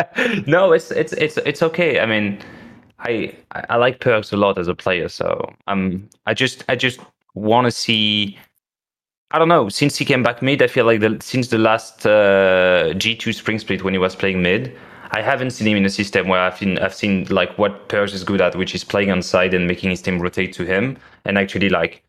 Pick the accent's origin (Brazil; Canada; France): France; English is a second language; being a French dude and like and not like it's not my mother tongue